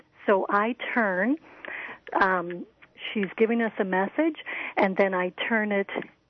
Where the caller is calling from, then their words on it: Canada; I'm calling from Canada.